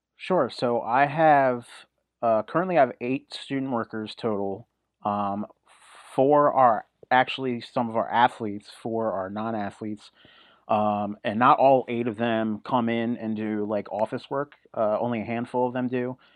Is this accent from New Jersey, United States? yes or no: yes; New Jersey, United States; I'm originally from South Jersey